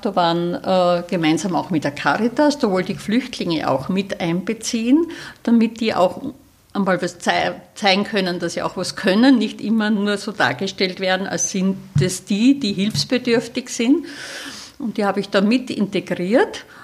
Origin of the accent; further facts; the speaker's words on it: Styria, Austria; now in Salzburg, Austria; in der Steiermark, in meiner Heimat, in der, jetzt in der Südoststeiermark